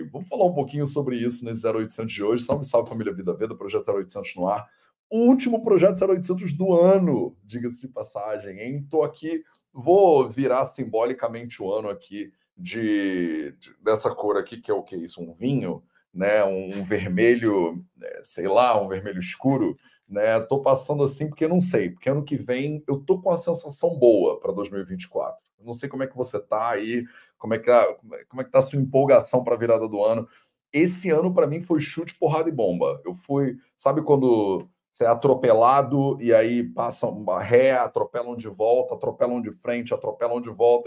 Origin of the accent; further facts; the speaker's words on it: Rio de Janeiro, Brazil; Eu sou carioca